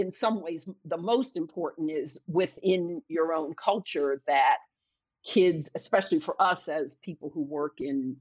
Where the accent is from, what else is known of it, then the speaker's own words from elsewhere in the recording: Philadelphia, Pennsylvania, United States; moved away as an adult; I'm from Philadelphia, and I went back to Philly and worked as a waitress